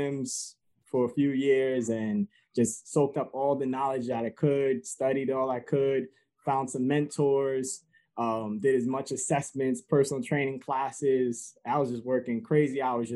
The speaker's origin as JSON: {"language": "English", "town": "New York City", "region": "New York", "country": "United States", "tie": "born or raised there", "also_born_or_lived": "Connecticut", "moved": "yes", "lives_now": "Stratford, Connecticut, United States", "said": "I originally grew up in Bronx, New York, and I was raised in mainly a single family home"}